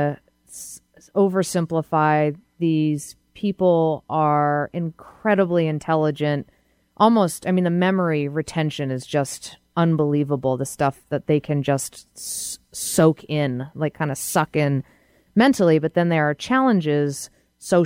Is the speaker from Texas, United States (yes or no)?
no; outside of Boston, Massachusetts, United States; I grew up outside of Boston.